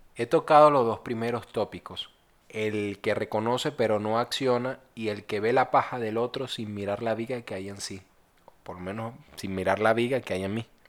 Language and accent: Spanish; Venezuela; soy de Venezuela.